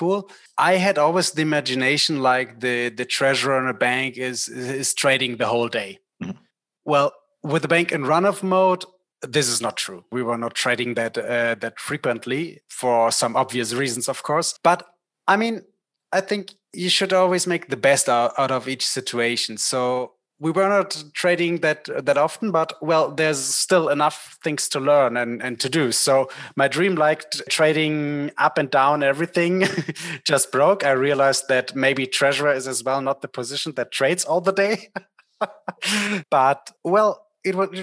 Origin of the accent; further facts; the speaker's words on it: Berlin, Germany; I was born in Berlin and the bank was as well in Berlin. And I wanted to stay in Berlin